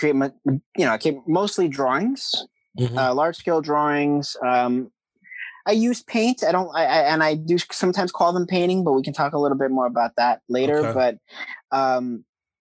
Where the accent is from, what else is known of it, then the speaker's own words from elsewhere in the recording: New York, United States; now in Jersey City, United States; born and raised in New York, currently live in Jersey City doing the art life